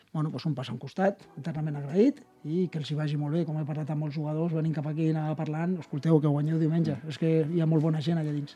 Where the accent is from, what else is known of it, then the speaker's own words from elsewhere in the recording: Tarragona, Catalonia, Spain; Soc de Tarragona